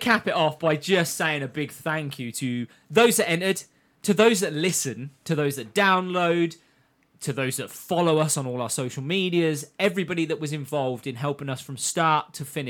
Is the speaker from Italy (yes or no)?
no; United Kingdom; because we're British.